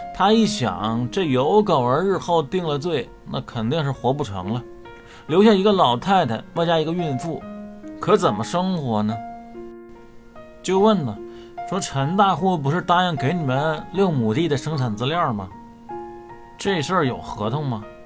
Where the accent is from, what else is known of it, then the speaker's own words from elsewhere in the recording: China; 我们中国人